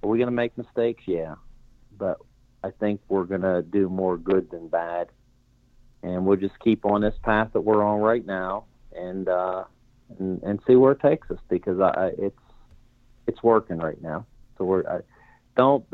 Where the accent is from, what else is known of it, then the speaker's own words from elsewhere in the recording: Connellsville, Pennsylvania, United States; it's my hometown